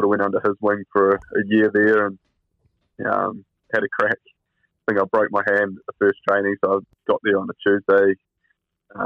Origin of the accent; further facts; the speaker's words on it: West Coast, New Zealand; moved away; I'm from Buller